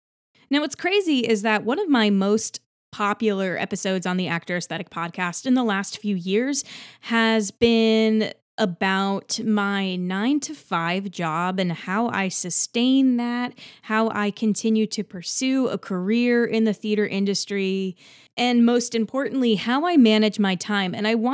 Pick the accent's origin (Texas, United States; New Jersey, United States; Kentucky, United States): New Jersey, United States; now in New York City, United States; I'm from Central New Jersey, and I have been performing professionally, actually, for quite some time.